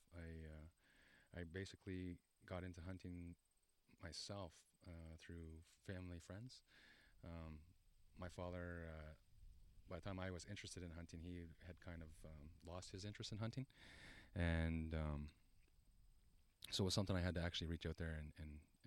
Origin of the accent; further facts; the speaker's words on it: Shawanaga First Nation, Ontario, Canada; I'm from Shawanaga First Nation. I am Ojibwe